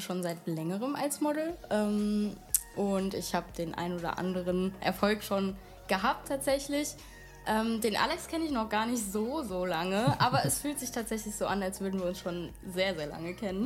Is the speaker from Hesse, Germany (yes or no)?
yes; Wiesbaden, Hesse, Germany; ich komme aus Wiesbaden